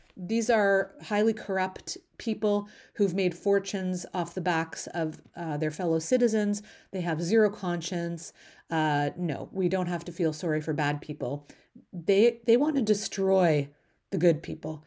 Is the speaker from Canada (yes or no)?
yes; Canada; as a Canadian